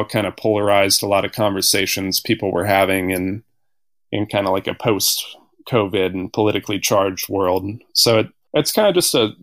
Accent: Bloomington, Indiana, United States; moved away as an adult; also born or lived in New Orleans, Louisiana; now in North Carolina, United States; Grew up in Indiana and went to school there as well

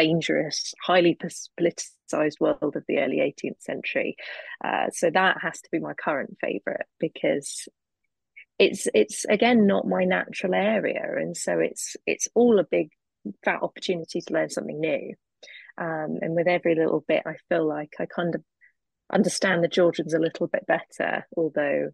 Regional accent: United Kingdom; as a Brit, a young Brit.

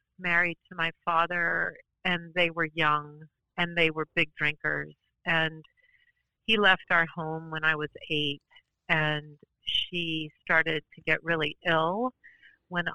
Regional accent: New Orleans, Louisiana, United States; also born or lived in New York City; now in Portland, United States; I grew up in New Orleans, Louisiana

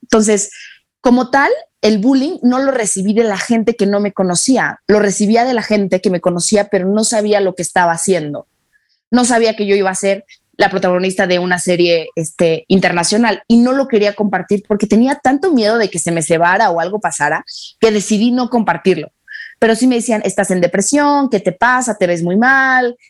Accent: Mexico; nosotros en, en, México

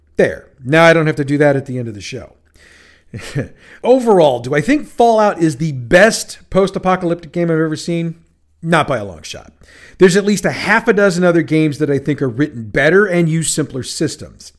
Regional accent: St. Louis, Missouri, United States; my hometown of St. Louis, Missouri

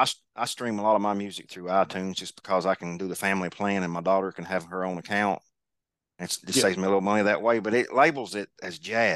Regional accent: Kentucky, United States; growing up in Kentucky, I've always loved Kentucky basketball.

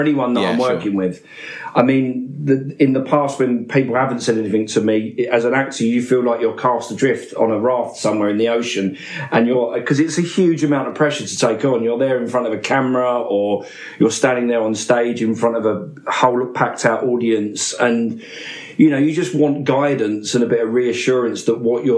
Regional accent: Buckhurst Hill, Essex, East of England, United Kingdom; I grew up in Buckersteel in Essex

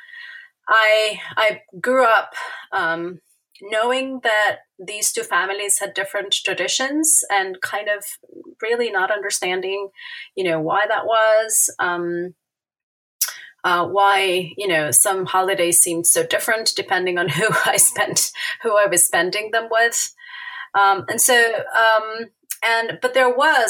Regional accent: Buenos Aires, Argentina; English is a second language; I'm an Argentine native. I was born in Buenos Aires.

